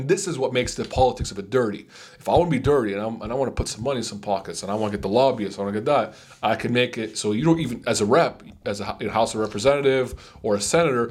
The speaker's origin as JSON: {"language": "English", "region": "West Virginia", "country": "United States", "said": "I come from West Virginia."}